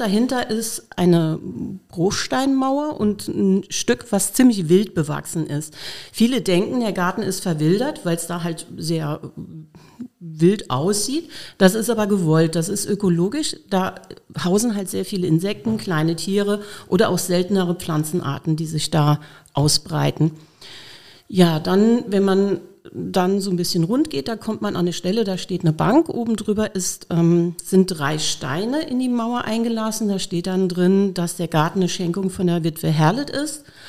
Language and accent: German; near Cochem, Rhineland-Palatinate, Germany; now in Koblenz, Germany; ich bin aufgewachsen in der Nähe von Kochen